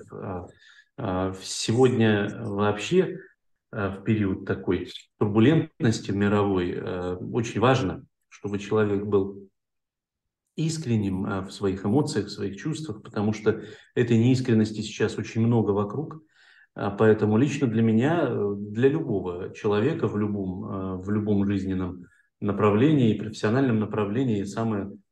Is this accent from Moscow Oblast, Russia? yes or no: no; Ukhta, Komi Republic, Russia; мы а, в моем родном городе, в Ухте, запускали определенные такие процессы